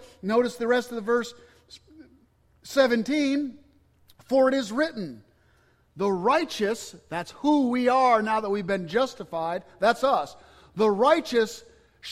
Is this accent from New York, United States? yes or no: yes; Cobleskill, New York, United States; moved away; I was at a Baptist church in upstate New York in my hometown